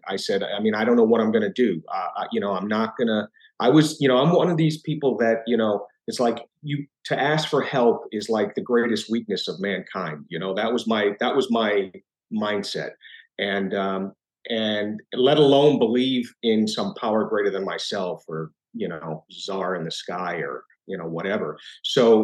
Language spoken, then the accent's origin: English; New York area, United States; I grew up in the New York area and in the 70s